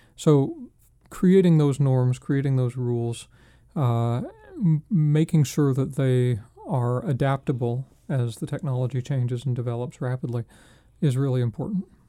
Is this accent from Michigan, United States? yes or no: no; Spokane, Washington, United States; moved away; I'm from Spokane, Washington